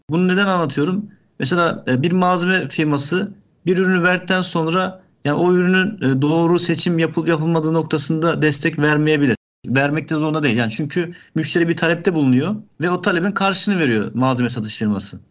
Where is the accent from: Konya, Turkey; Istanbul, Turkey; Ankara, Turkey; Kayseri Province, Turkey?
Ankara, Turkey; moved away as an adult; also born or lived in Yozgat; now in Bursa, Turkey; Ankara, e, bin dokuz yüz seksen dokuz doğumluyum.